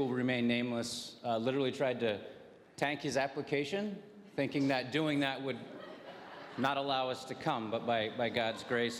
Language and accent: English; Venezuela; My parents moved to Venezuela as dorm parents and teachers, so my two younger sisters and I were born and raised in Venezuela, and so grateful to have been raised in a Christ-centered home and environment